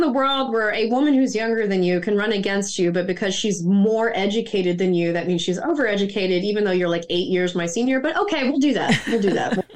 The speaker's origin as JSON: {"language": "English", "region": "Mississippi", "country": "United States", "tie": "born or raised there", "also_born_or_lived": "Maryland", "moved": "yes", "lives_now": "Florida, United States", "said": "I grew up in Mississippi, the poorest state in the country."}